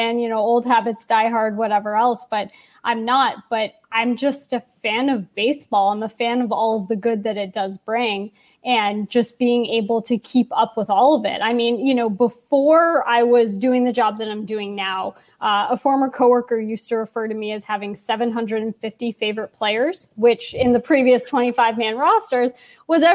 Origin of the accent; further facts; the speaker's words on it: New York City, New York, United States; I grew up in New York City